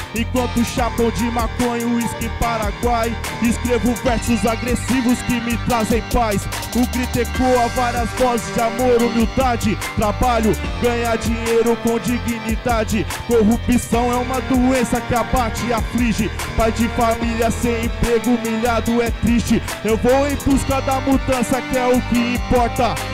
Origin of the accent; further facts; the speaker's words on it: Osasco, São Paulo, Brazil; eu venho de Osasco